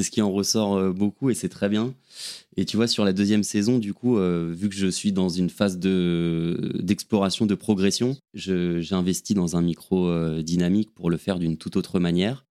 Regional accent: Paris, Île-de-France, France; also born or lived in Aix-en-Provence; je suis, parisien, j'ai grandi à Paris

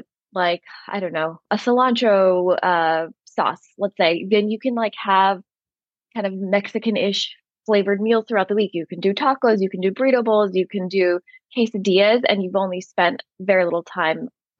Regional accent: India; Like for instance, I'm Indian and there's just so many Indian recipes that are easy to veganize

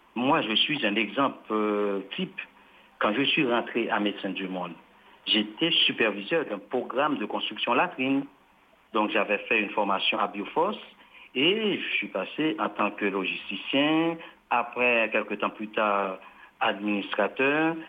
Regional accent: Haiti; En tant qu'haïtien, je parle en tant qu'haïtien

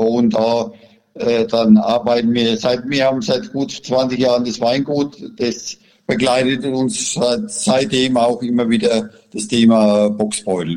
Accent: Franconia, Bavaria, Germany; bei uns in Franken

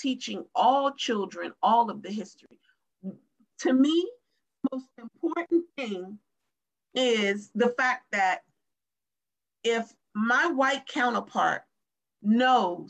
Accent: United States; This is my home. This is where I'm from, right here. I speak English.

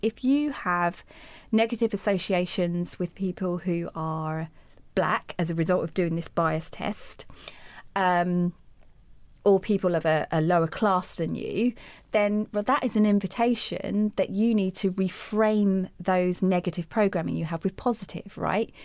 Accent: United Kingdom; I'm speaking the Queen's English. I'm from Britain

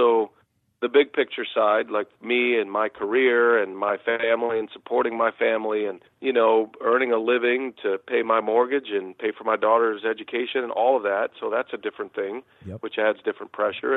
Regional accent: Austin, Texas, United States; I was a big Texas Longhorns fan growing up in Austin, Texas

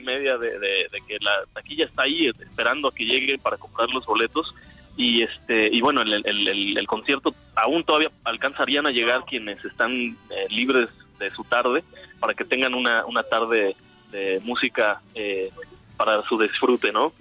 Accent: Mazatlán, Sinaloa, Mexico; mi lugar donde crecí, en Mazatlán. Yo, soy de, originario de Mazatlán, Sinaloa

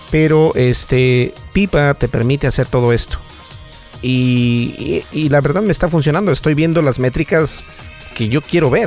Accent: United States; sí hablo español, pero soy de Estados Unidos

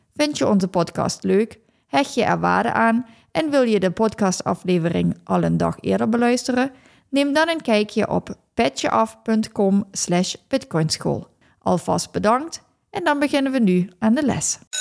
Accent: Netherlands; also born or lived in England; Ik ben opgegroeid in Nederland

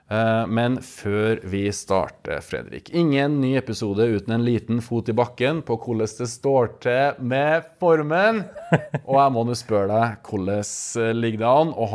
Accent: Verdal, Trøndelag, Norway; moved away as an adult; now in Stavanger, Norway; jeg er fra Verdalen. Og med det kan jeg stolt kalle meg verdaling, sjøl om jeg har bodd i Stavanger i over 15 år. … og for nye og gamle lyttere så er jeg altså, en av to trønderske halvdeler

